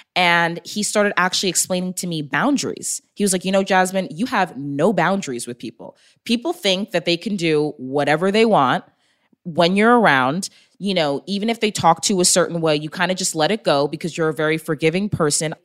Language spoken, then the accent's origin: English; Long Island, New York, United States; moved away as an adult; also born or lived in Texas; I was born and raised in New York.